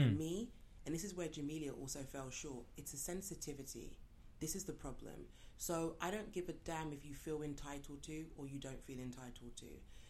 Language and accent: English; New York, United States; I grew up in New York